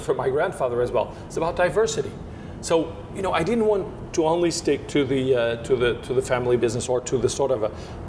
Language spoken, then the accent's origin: English; Bairrada region, Centro, Portugal; English is a second language; moved away as an adult; also born or lived in Douro Valley, Portugal; I'm from the Bairrada region, so I grew up in the Bairrada region, which is in the center of Portugal, close to Coimbra